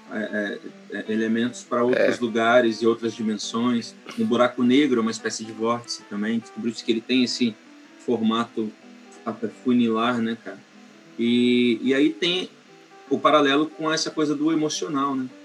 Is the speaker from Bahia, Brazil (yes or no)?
no; Vila Velha, Espírito Santo, Brazil; also born or lived in Vitória / Campos dos Goytacazes; Eu sou nascido em Vitória, mas fui criado em Santa Catarina e em Campos dos Goitacazes, Rio de Janeiro, além é, em Vitória mesmo eu nunca morei. Só nasci mesmo e, e fui criado em Vila Velha